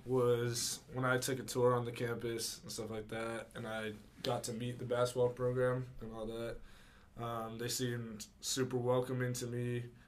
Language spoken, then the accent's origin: English; Santa Cruz, California, United States; moved away as an adult; now in Santa Clara, United States; I'm from Santa Cruz. I'm a sophomore at Santa Clara University.